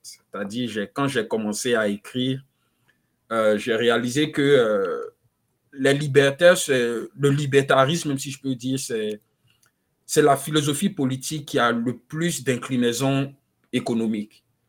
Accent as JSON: {"language": "French", "region": "Abidjan", "country": "Côte d’Ivoire", "tie": "born or raised there", "also_born_or_lived": "Nairobi, Kenya", "moved": "as an adult", "lives_now": "United States", "said": "je suis né, j'ai grandi en Côte d'Ivoire, à Abidjan"}